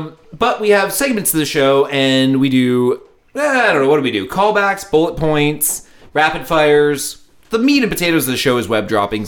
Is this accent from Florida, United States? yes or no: no; Hoboken, New Jersey, United States; I'm from Hoboken, New Jersey.